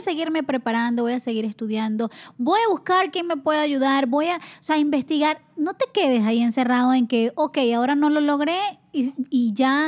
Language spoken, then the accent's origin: Spanish; Venezuela; moved away as an adult; also born or lived in Spain; yo salí de Venezuela, estaba becada por la universidad, beca completa